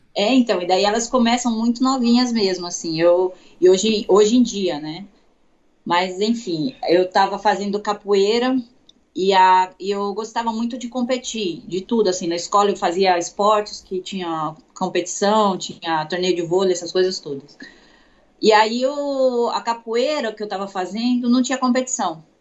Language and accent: Portuguese; Itu, São Paulo, Brazil; also born or lived in Santos; now in São Paulo, Brazil; Eu sou de Itu, interior